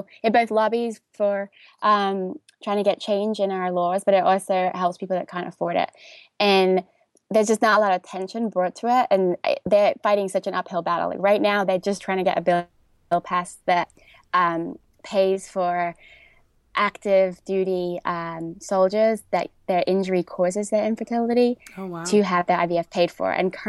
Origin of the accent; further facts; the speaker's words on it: England, United Kingdom; moved away as an adult; now in New York, United States; So I was a dancer growing up in England. My father was also a dancer. So I studied dance my whole childhood. And then I came to New York to dance when I was 18.